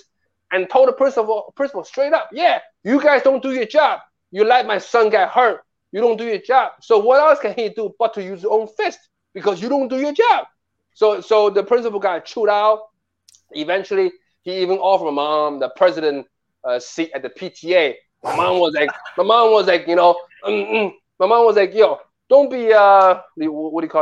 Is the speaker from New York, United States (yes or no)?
yes; New York City, New York, United States; also born or lived in Nanjing, Jiangsu, China; I grew up in Bayside, Queens.